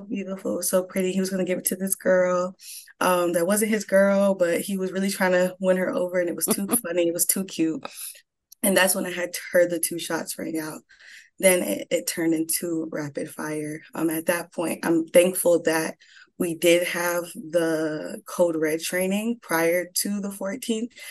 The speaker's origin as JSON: {"language": "English", "area": "Broward County", "region": "South Florida", "country": "United States", "tie": "born or raised there", "also_born_or_lived": "Atlanta, Georgia", "said": "I was born in Atlanta, Georgia, raised in South Florida, Broward County"}